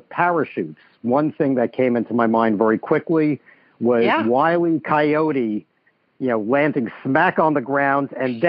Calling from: Scarsdale, New York, United States; I am calling from Scarsdale, New York.

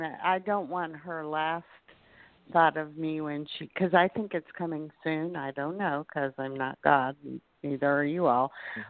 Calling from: Florida, United States; Hi. Yeah, and I'm from Florida.

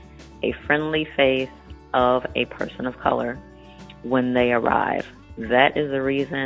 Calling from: Plymouth, Minnesota, United States; I am calling from Plymouth, Minnesota.

